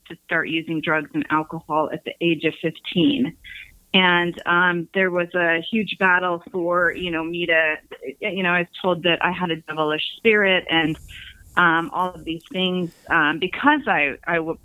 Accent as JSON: {"language": "English", "town": "Salt Lake City", "region": "Utah", "country": "United States", "tie": "born or raised there", "said": "I grew up in Salt Lake City, Utah"}